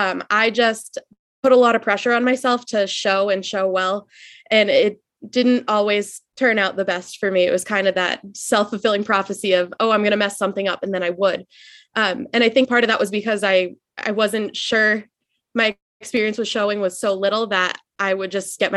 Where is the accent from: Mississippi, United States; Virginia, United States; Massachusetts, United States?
Massachusetts, United States; Methuen; So I grew up in Massachusetts. I've lived in Methuen, Mass, right on the New Hampshire border my whole life.